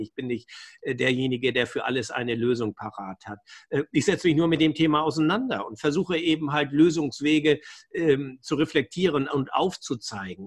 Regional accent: Germany; bei uns in Deutschland

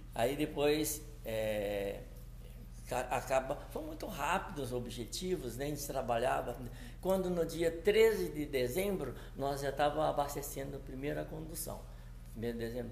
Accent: Pereira Barreto, São Paulo, Brazil; moved away as an adult; Porque eu nasci em São Paulo, uhum. em, no município de Pereira Barreto, em 12 de junho

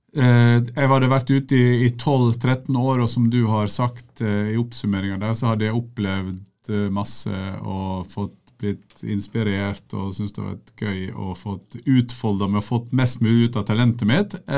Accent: Sunnmøre, Møre og Romsdal, Norway; Som sunnmøringer flest så driver jeg for meg sjøl.

